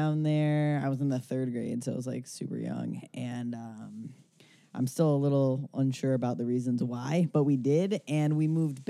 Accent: Tampa, Florida, United States; born or raised there; also born or lived in Dearborn, Michigan

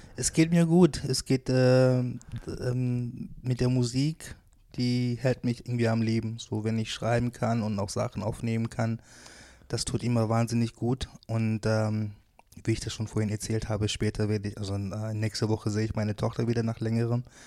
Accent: Wuppertal, North Rhine-Westphalia, Germany; born or raised there

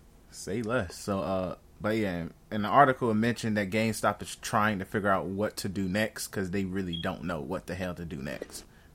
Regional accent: Chicago, Illinois, United States; we're from Chicago.

